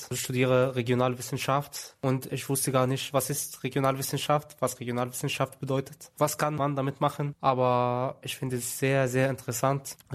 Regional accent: Egypt; German is a second language; ganz andere Art und Weise als in Ägypten, wo ich herkomme.

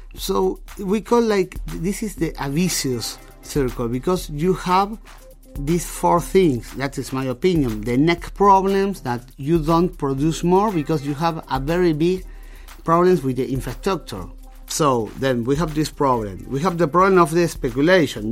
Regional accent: Argentina; now in Germany; I came from Latin America

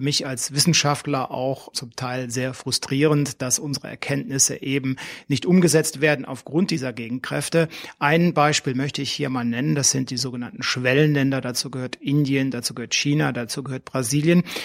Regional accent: Germany; Bei uns in Deutschland

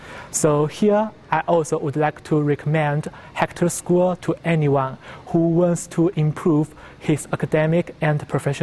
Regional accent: China; moved away; I come from China.

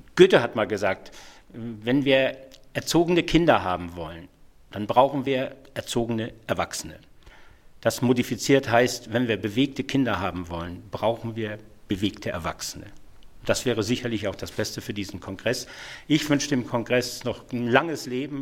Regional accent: Schleswig-Holstein, Germany; Ich komme aus Schleswig-Holstein.

